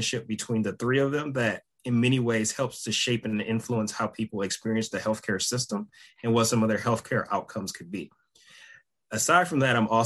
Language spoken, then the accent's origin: English; Detroit, Michigan, United States; moved away; growing up in Detroit